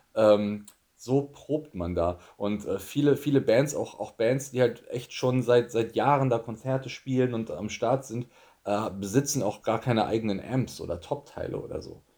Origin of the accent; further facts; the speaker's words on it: Germany; moved away as an adult; also born or lived in Tokyo, Japan; ich war Deutscher